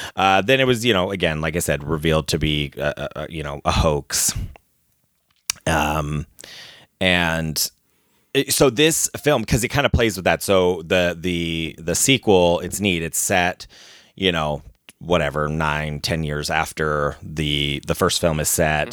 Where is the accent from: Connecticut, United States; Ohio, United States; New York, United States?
Ohio, United States; growing up in Ohio